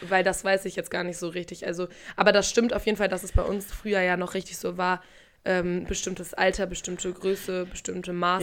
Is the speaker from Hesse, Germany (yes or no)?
no; Paderborn, North Rhine-Westphalia, Germany; moved away; bei uns in Paderborn in der Heimat